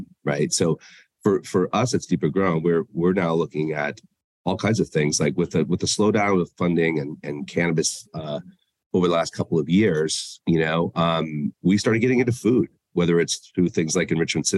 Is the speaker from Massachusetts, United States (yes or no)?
yes; Boston, Massachusetts, United States; moved away; also born or lived in Denver; my hometown of Boston